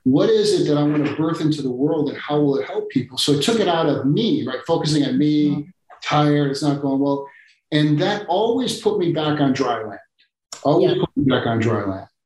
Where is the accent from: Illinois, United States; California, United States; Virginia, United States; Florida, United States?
Illinois, United States; Chicago; Chicago, my hometown